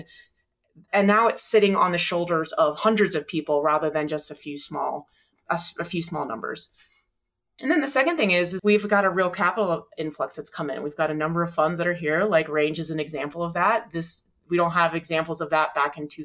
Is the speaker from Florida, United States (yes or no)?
yes; Florida, United States; moved away as an adult; also born or lived in Colorado; now in Boulder, United States; Growing up in Florida